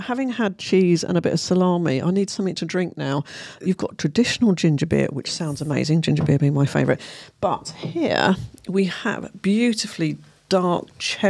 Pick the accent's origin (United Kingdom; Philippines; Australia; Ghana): United Kingdom; London; I'm from London